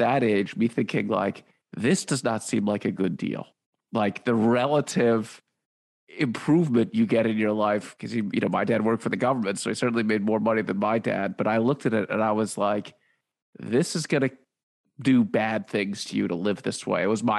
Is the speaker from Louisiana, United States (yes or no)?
no; Washington, District of Columbia, United States; I grew up in Washington, D.C.